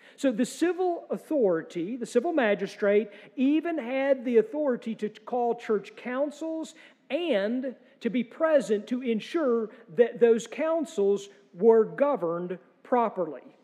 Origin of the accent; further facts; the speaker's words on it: United States; as American Presbyterians